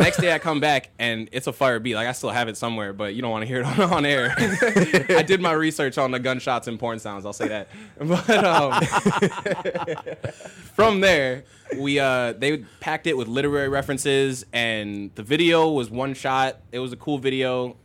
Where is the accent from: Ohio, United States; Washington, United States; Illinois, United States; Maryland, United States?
Illinois, United States; Oak Park; I like being from Oak Park